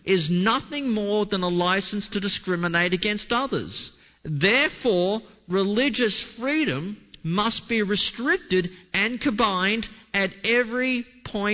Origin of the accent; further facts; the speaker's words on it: Australia; my home country of Australia